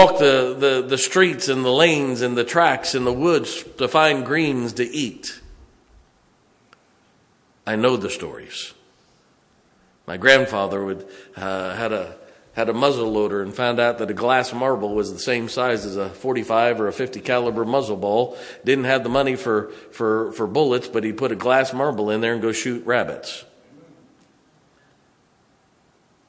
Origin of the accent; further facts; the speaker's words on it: United States; I'm an American